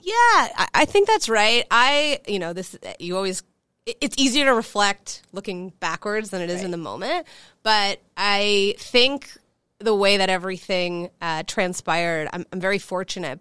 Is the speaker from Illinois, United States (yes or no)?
yes; Chicago, Illinois, United States; I grew up in Chicago, as I mentioned, born and raised.